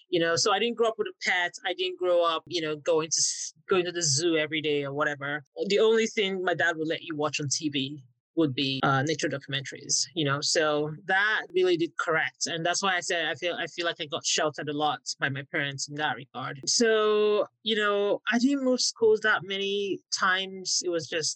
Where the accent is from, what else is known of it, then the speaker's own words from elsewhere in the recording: Warri, Delta, Nigeria; I grew up in Warri in southern Nigeria.